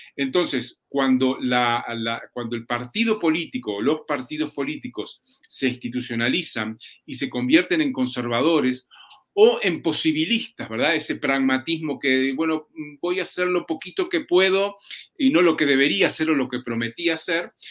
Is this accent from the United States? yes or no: no; Uruguay; en mi país, en Uruguay